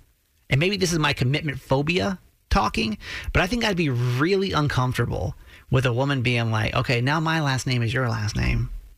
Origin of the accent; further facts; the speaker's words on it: the South, United States; moved away; I grew up in the South, really super, super traditional ways of doing things.